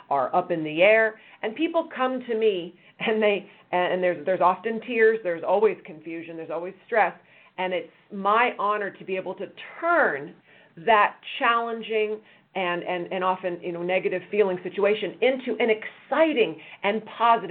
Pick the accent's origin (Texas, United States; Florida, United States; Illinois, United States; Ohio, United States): Illinois, United States; Chicago; also born or lived in San Diego, California; now in Orange County, United States; I'm from Chicago, lived in Orange County much of my life, went away for college and law school in San Diego, and then came back